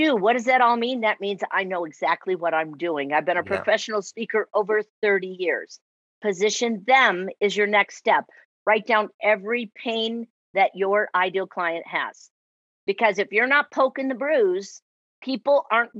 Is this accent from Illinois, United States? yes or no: yes; Chicago, Illinois, United States; accent: Chicago; now in Arizona, United States; I am in Arizona, but I'm originally from Chicago